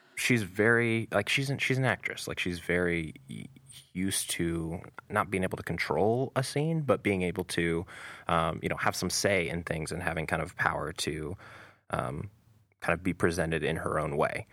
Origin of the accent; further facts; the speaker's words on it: United States; as an American